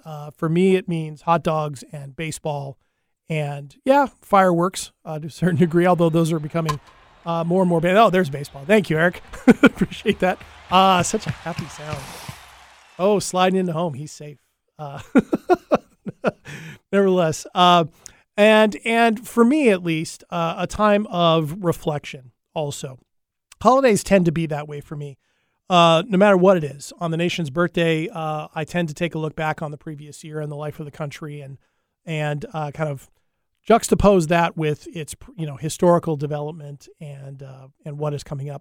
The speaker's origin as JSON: {"language": "English", "country": "United States", "said": "being an American"}